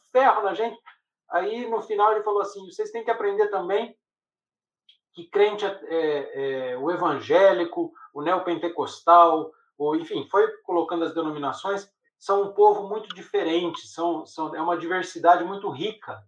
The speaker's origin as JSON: {"language": "Portuguese", "region": "interior of São Paulo", "country": "Brazil", "tie": "born or raised there", "said": "numa cidadezinha do interior de São Paulo, que era preconceituosa para Chuchu, né, onde eu cresci"}